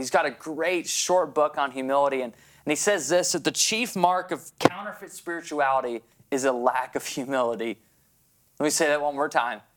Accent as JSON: {"language": "English", "town": "Grand Rapids", "region": "Michigan", "country": "United States", "also_born_or_lived": "New Brunswick, Canada", "moved": "as an adult", "said": "I was a transplant from Grand Rapids to the small province of New Brunswick"}